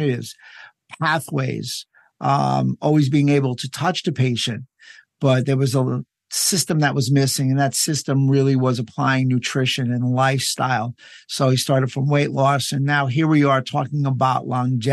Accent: United States; as an American

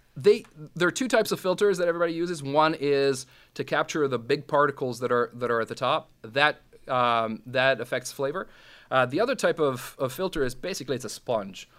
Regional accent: Bosnia & Herzegovina; first language Serbo-Croatian; English is a second language; now in Canada; I'm from from Bosnia, which is part of old old Yugoslavia

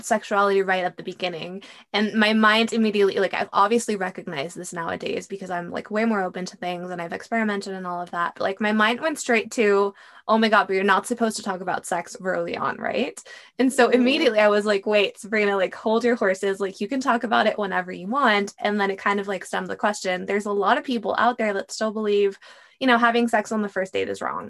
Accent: Mexico; I grew up in Mexico where it's a very Catholic country

